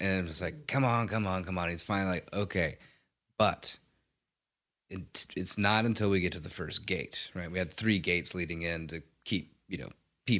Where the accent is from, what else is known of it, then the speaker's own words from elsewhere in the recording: Mississippi, United States; I am from Mississippi. So we have a fair amount of land